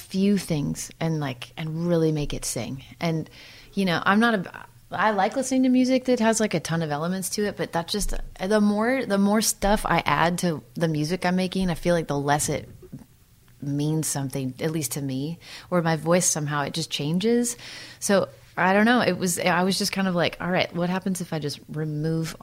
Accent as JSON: {"language": "English", "town": "Santa Cruz", "region": "California", "country": "United States", "tie": "born or raised there", "also_born_or_lived": "Midwest / East Coast / Los Angeles", "moved": "yes", "lives_now": "Nashville, United States", "said": "I grew up in Santa Cruz. I lived a couple other places like in the Midwest and the East Coast, and then but out to Santa Cruz before I was 10."}